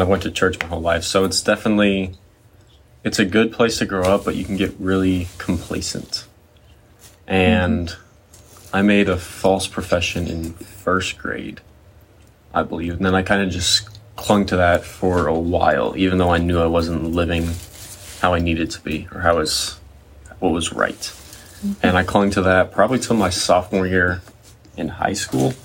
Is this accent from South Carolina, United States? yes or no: no; central Missouri, United States; also born or lived in St. Louis, Missouri; I was born in Missouri, up in St. Louis. And then when I was four, we moved down to kind of central Missouri